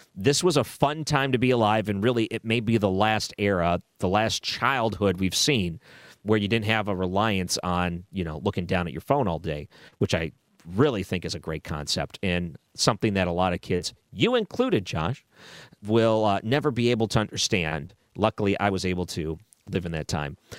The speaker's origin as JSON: {"language": "English", "town": "Williamsville", "country": "United States", "tie": "born or raised there", "said": "I grew up in Williamsville"}